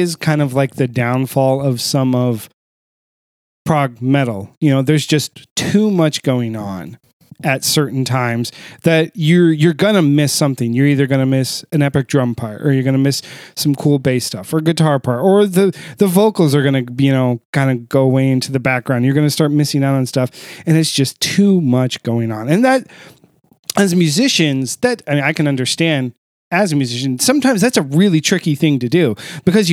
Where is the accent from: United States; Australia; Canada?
United States; Ohio; moved away; Columbus, Ohio, my home state, the state I was born in. I do not call that my home state anymore